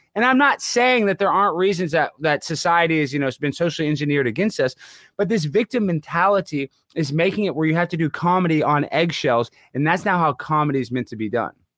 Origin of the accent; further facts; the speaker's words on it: Dallas, Texas, United States; accent: twang; I'm from Dallas, Texas. I speak with a little bit of a twang